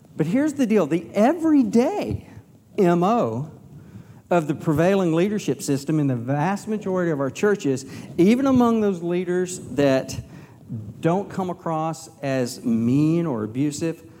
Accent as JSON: {"language": "English", "region": "Texas", "country": "United States", "said": "I'm from Texas"}